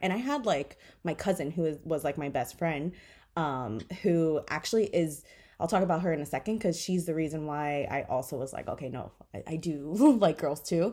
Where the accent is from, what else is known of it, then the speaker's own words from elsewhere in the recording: Miami, Florida, United States; I grew up in Miami.